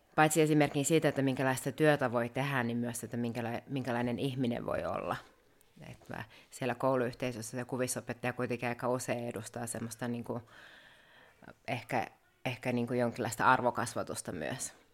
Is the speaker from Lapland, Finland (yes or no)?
yes; Rovaniemi, Lapland, Finland; moved away as an adult; now in Muodoslompolo, Sweden; mä oon Rovaniemeltä kotoisin ja onkin sitten opiskellut Rovaniemellä ja aika tiiviisti asunut siellä